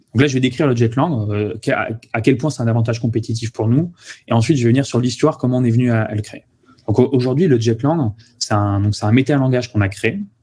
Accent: Toulouse, Occitania, France; moved away as an adult; also born or lived in Paris region; je suis originaire de Toulouse. Après j'étais en région parisienne en classe préparatoire puis en école d'ingénieur

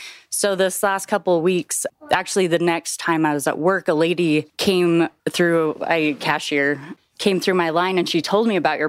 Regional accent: Provo, Utah, United States; I grew up in Provo.

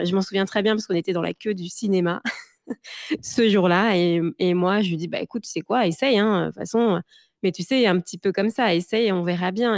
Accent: France; moved away as an adult; also born or lived in Gers / Paris; now in Seattle, United States; je viens aussi de, bah, de de du du sud de la France, donc j'ai grandi entre le Gers et, Paris

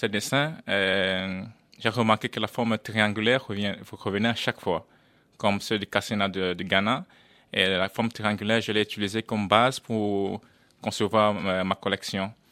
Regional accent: Netherlands; je suis néerlandais mais d'origine camerounaise.

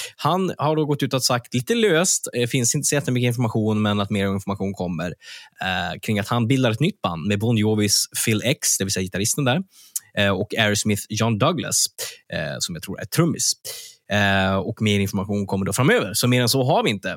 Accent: Örnsköldsvik, Västernorrland County, Sweden; med rötter i Örnsköldsvik, där jag kommer ifrån

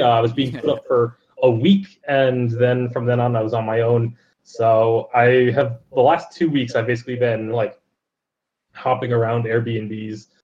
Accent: Connecticut, United States; now in Las Vegas, United States; I am from Connecticut

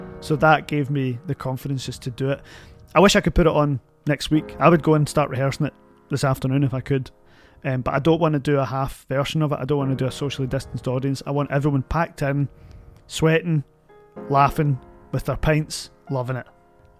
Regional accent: Glasgow, Scotland, United Kingdom; I went to St. Tam's in Jordan Hill, St. Thomas Aquinas.

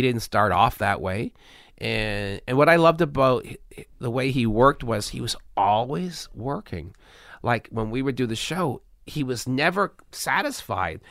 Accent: Canada; I'm Canadian.

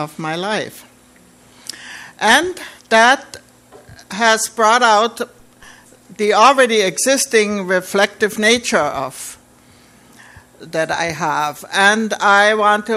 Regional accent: Austria; now in Canada; I was born in 1936 in Austria

